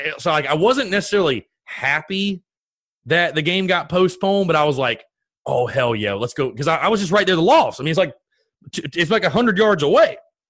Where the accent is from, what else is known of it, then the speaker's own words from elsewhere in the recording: North Augusta, South Carolina, United States; I grew up in North Augusta, South Carolina, right there on the border between South Carolina and Georgia.